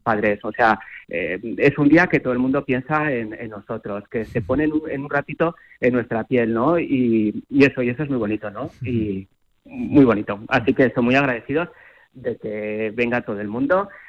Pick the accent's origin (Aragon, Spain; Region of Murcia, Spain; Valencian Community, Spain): Aragon, Spain; Zaragoza; es como zaragozano y como aragones, pues a mí me llena de orgullo